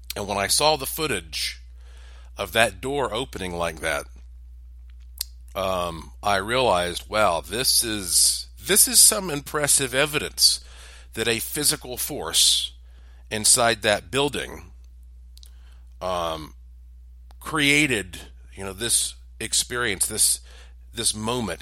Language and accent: English; Asheville, North Carolina, United States; I am from Asheville, North Carolina, in the heart of the Blue Ridge Mountains